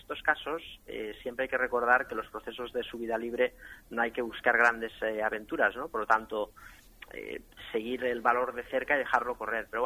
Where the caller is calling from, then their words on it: Madrid, Community of Madrid, Spain; de Madrid.